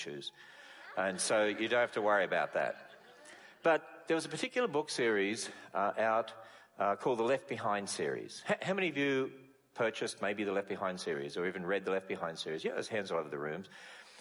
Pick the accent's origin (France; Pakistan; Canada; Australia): Australia; moved away as an adult; now in United States; I come originally from Australia, and we speak English.